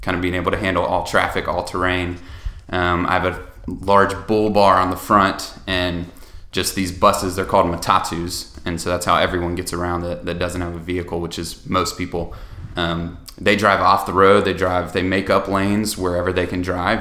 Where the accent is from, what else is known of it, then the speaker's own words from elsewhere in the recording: Columbia, South Carolina, United States; moved away as an adult; also born or lived in Nairobi; I grew up in Columbia, South Carolina. Born and raised.